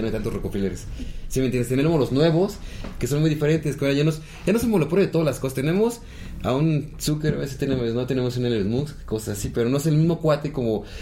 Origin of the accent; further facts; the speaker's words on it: Toluca, State of Mexico, Mexico; Digo, este, soy choricero de Toluca.